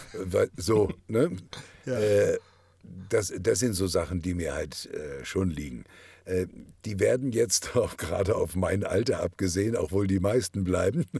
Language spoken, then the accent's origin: German; Kiel, Schleswig-Holstein, Germany; accent: Norddeutsch; moved away; Ich komme ja aus Kiel